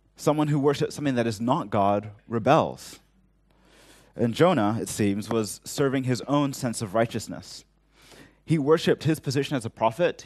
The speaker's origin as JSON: {"language": "English", "country": "Hong Kong", "tie": "born or raised there", "said": "growing up in Hong Kong"}